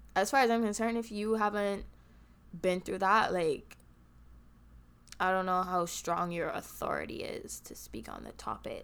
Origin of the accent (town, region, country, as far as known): Barbados; accent: Bajan; now in United States